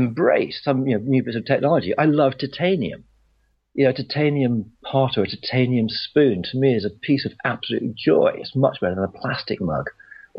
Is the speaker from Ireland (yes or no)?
yes; West Cork, Munster, Ireland; also born or lived in Oxfordshire, England; I was born in England, but I was brought up in West Cork in Ireland in the 60s